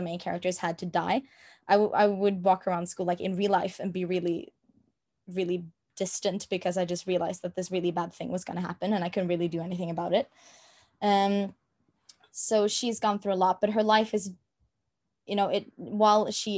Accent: Norway; first language Norwegian; English is a second language; my native language is Norwegian and that is the only language I speak on a day-to-day basis

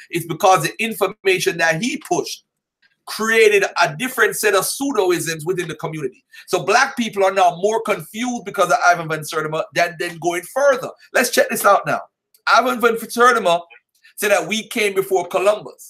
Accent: Jamaica; I am from Jamaica

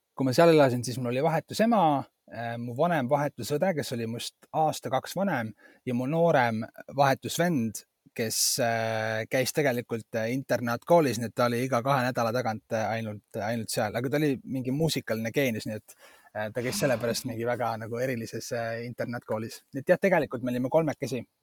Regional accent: Estonia; mina olen pärit nagu ühest sellisest väga nagu väiksest äh, Eesti, Eesti kohast

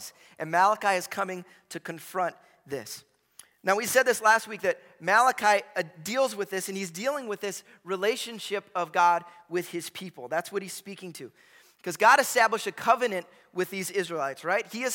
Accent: Chicago, Illinois, United States; I grew up in Chicago in the 90s.

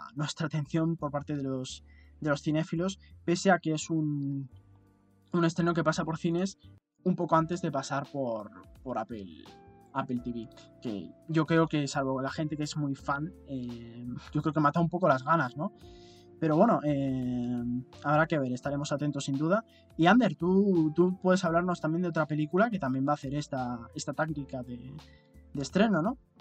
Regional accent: Spain; por si el acento no lo denotaba, ni nuestras expresiones, ni todas estas cosas, eh, nosotros somos españoles.

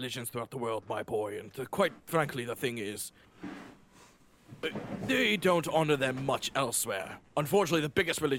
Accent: Whitechapel, London, United Kingdom; I'm from Whitechapel.

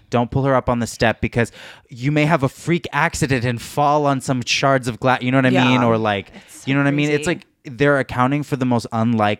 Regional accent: California, United States; that's how you know we're all from SoCal

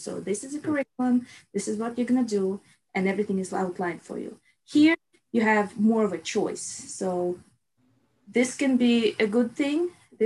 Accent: Russia; moved away as an adult; now in United States; So I was born in Russia and I lived in Russia till I was 21

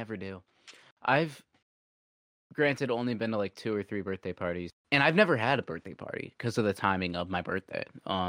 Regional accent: Kentucky, United States; born there; also born or lived in Arkansas; I was born in Kentucky.

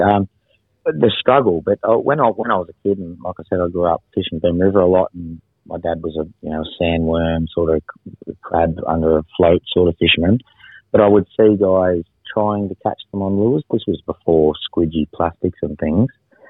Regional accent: Bacchus Marsh, Victoria, Australia; I'm from Bacchus Marsh, you know, near Melbourne

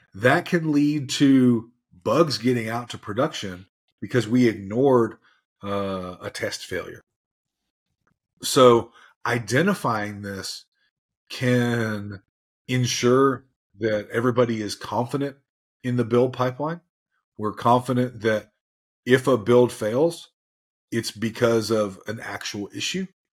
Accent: Tennessee, United States; I'm from Tennessee, so I might use some, some acronyms that are, uh, weird

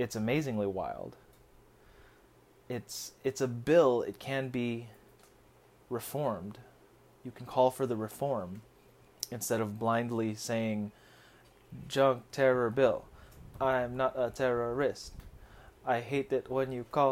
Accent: United States; also born or lived in Philippines; As a Filipino American with a dual citizenship

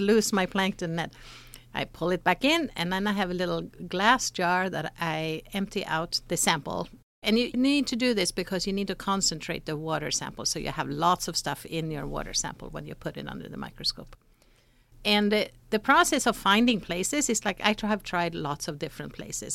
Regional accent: Sweden; moved away as an adult; now in United States; I grew up in Sweden

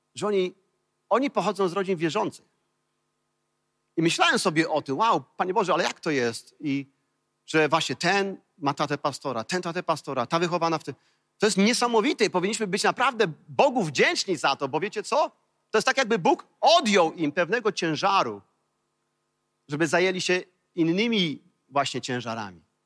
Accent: Kołobrzeg, West Pomeranian Voivodeship, Poland; wychowałem się w, w koło brzegu

